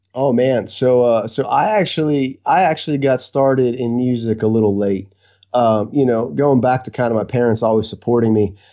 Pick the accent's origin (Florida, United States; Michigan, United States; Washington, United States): Florida, United States; Lakeland; now in Vero Beach, United States; I was uh, born and raised in Lakeland, Florida. Uh, been been a Floridian my entire life